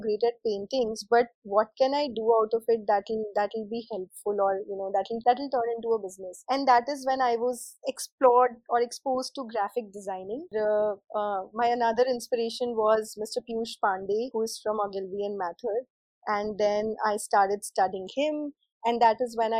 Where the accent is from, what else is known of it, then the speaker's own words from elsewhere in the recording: Indore, Madhya Pradesh, India; moved away as an adult; also born or lived in Delhi / Bangalore; I grew up in Indore and I did my schooling there.